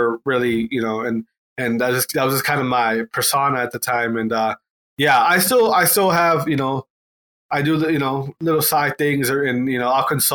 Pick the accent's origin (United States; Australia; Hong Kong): United States; Wisconsin; also born or lived in Atlanta; I'm from Wisconsin, so I just went, I went back home